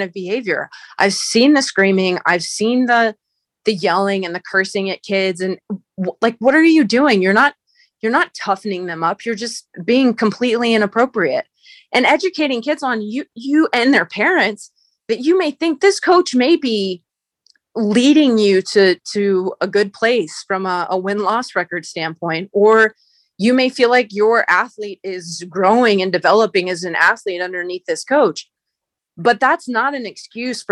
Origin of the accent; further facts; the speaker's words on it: United States; my experience in general as an athlete growing up in the United States